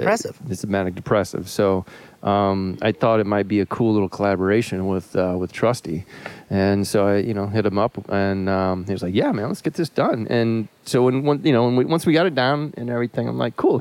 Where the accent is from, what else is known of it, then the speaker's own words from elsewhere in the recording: Florida, United States; moved away; I was born in Florida